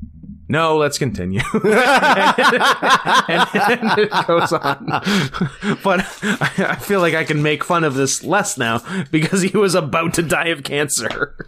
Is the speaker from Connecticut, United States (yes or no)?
yes; New Haven, Connecticut, United States; born there; I was born in New Haven, Connecticut, and I'm 46 years old.